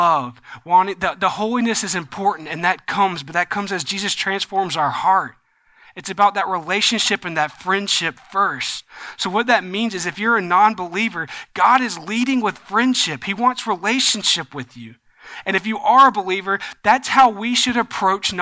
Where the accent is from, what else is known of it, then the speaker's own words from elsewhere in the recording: the South, United States; growing up in the South